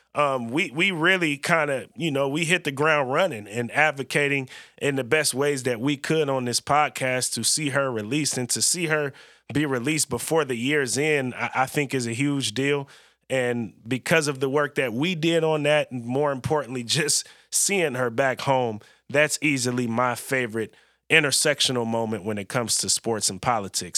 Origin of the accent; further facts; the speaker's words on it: California, United States; now in Oregon, United States; I'm born and raised in California